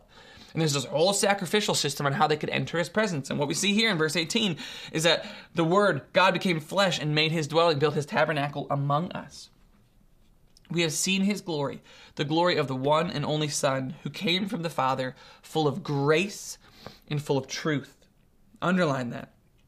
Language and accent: English; Ohio, United States; the most that he knows about me at this point in his life is that I mumble and I'm from Ohio, right?